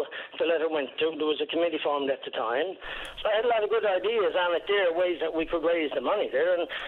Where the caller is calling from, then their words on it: Patrick's Cove, Newfoundland and Labrador, Canada; I'm calling from Patrick's Cove in the Cape Shore area.